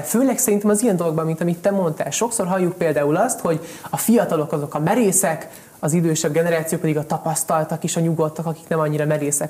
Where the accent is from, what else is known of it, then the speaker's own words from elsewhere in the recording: Hungary; also born or lived in Italy; Egy szuper Magyarországon, egy nagyon szuper német tanárom volt